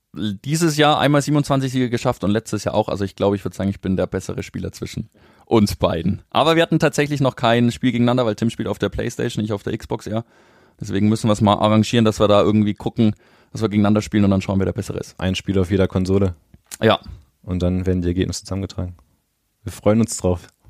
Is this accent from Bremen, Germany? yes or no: yes; Bremen, Germany; now in Nuremberg, Germany; ich komme ja persönlich gebürtig aus Bremen, äh, bin dort in der Nähe auch zur Schule gegangen